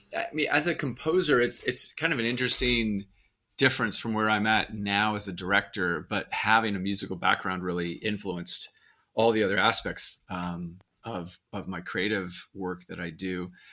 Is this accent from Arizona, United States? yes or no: yes; Arizona, United States; I grew up in Arizona